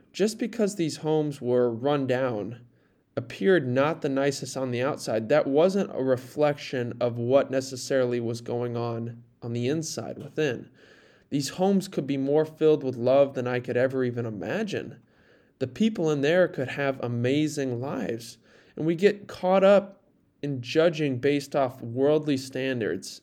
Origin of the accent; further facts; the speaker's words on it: near Fort Dodge, Iowa, United States; I was in Fort Dodge, a small, or a town, small city near my hometown, about twenty minutes south